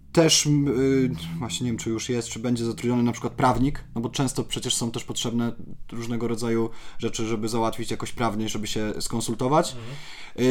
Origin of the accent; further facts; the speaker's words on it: Poland; ja jestem z małego miasteczka